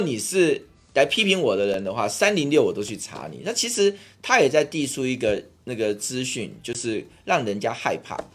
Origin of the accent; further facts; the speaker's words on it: Taiwan; 我会说我是台湾人，我是中国人，我的中国是中华民国